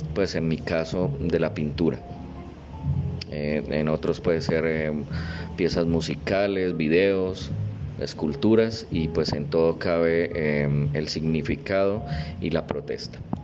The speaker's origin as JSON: {"language": "Spanish", "town": "Málaga", "region": "Santander", "country": "Colombia", "tie": "born or raised there", "said": "nací en la ciudad de Málaga, Santander"}